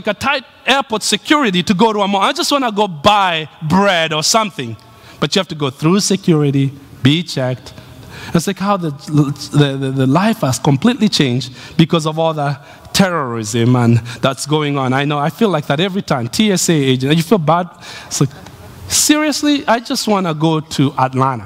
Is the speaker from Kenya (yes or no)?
yes; Nairobi, Kenya; moved away as an adult; the city I was born